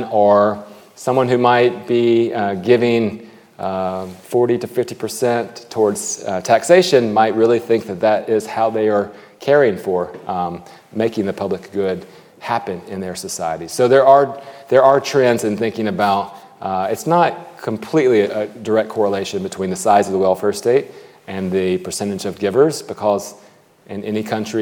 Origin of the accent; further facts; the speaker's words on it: United States; speaking as an American